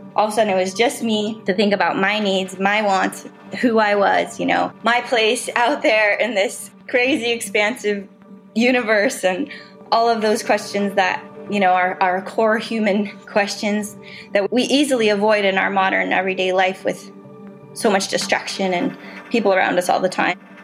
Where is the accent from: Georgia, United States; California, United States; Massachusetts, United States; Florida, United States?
California, United States; Southern; growing up in Southern California, we have sea lions and seals around all the time